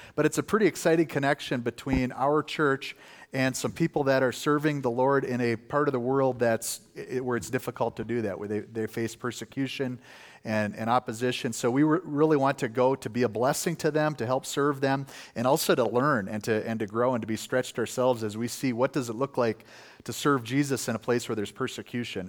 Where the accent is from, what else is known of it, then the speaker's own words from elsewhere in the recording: Wisconsin, United States; moved away; I'm from Wisconsin originally